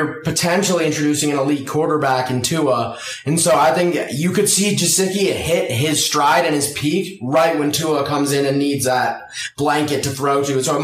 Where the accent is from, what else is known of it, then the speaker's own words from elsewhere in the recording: Colorado, United States; I'm from Colorado